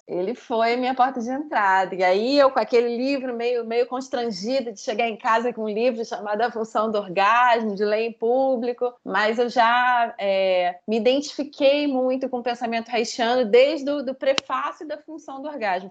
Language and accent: Portuguese; Rio de Janeiro, Brazil; accent: carioca; moved away as an adult; now in Chapecó, Brazil; Atualmente eu falo de Chapecó, Santa Catarina, mas meu sotaque não engana, sou carioca e devo voltar para o Rio de Janeiro em breve